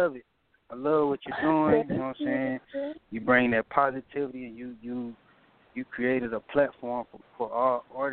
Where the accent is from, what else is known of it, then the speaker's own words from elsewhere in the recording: St. Louis County, Missouri, United States; I'm from St. Louis County.